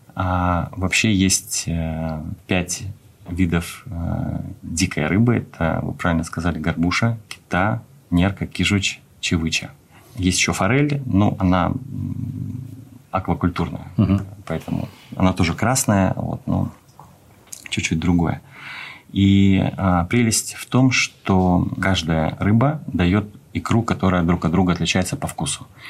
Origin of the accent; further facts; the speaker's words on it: Khabarovsk, Khabarovsk Krai, Russia; moved away as an adult; now in Moscow, Russia; Родился я на Дальнем Востоке, в Хабаровске